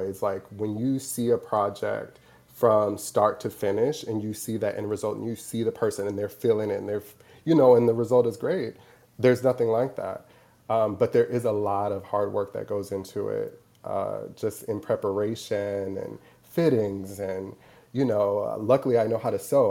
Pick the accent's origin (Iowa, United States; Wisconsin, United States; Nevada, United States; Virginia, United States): Wisconsin, United States; Milwaukee; moved away as an adult; also born or lived in Madison, Wisconsin; now in New York, United States; originally I'm from Milwaukee, Wisconsin, born and raised.